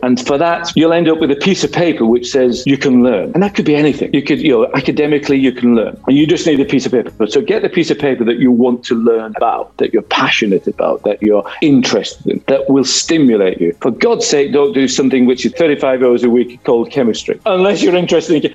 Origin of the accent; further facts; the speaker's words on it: Wigan, North West England, United Kingdom; moved away; My childhood was it's from a place called Wigan, which is in between Manchester in the UK and Liverpool